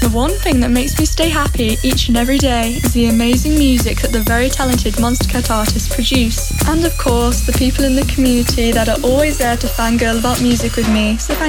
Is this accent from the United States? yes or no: no; England, United Kingdom; I come from England.